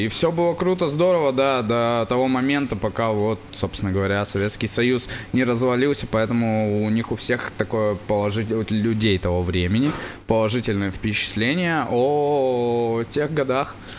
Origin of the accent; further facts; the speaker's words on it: Yaroslavl, Yaroslavl Oblast, Russia; я вырос в Ярославле